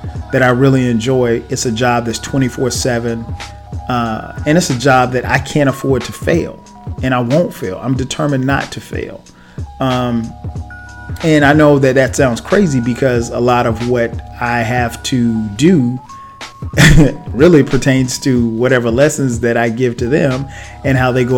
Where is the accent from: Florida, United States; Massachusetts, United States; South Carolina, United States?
South Carolina, United States; now in Atlanta, United States; with me living in Atlanta, he still lives in my hometown in South Carolina